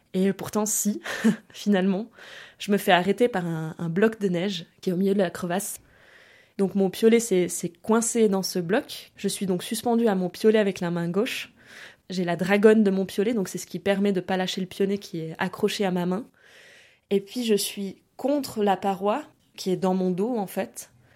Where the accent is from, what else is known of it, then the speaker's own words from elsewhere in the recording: France; also born or lived in Germany; France, là où j'ai grandi en fait, où j'ai passé euh, beaucoup de temps, au bord de la mer